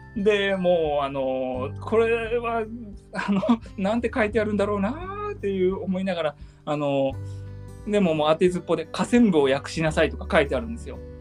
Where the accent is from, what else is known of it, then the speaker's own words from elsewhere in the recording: Hiroshima, Japan; 僕あの広島県、うん、出身